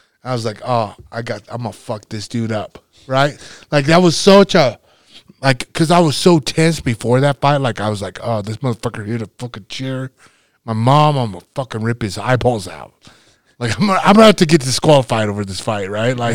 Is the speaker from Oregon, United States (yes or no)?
no; North Platte, Nebraska, United States; my hometown. That was how big it was, North Platte